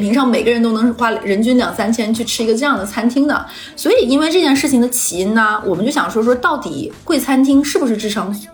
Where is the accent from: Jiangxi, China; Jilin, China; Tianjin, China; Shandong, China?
Jilin, China; Liaoyuan; moved away as an adult; also born or lived in Wuhan; now in Shanghai, China; 就我老家，呃，吉林省一个五线城市辽源